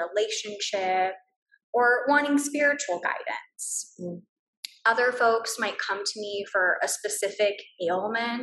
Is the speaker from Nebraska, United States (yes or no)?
no; Brownsville, Texas, United States; moved away as an adult; also born or lived in London; Back in my hometown in Brownsville